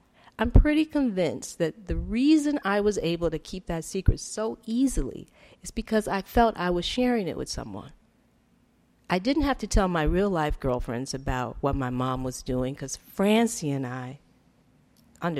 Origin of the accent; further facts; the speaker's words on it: Detroit, Michigan, United States; I grew up in Detroit